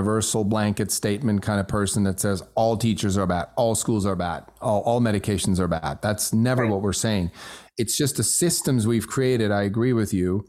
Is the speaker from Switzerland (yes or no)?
yes; Switzerland; first language German; English is a second language; moved away; I grew up in Switzerland, so my native tongue is German